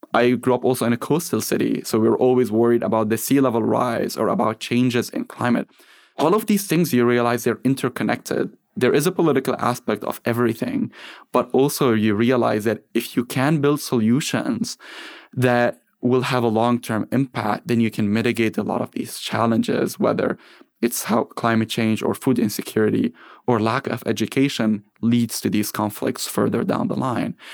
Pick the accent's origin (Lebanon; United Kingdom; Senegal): Lebanon; moved away as an adult; now in United States; I grew up in Lebanon after the Civil War ended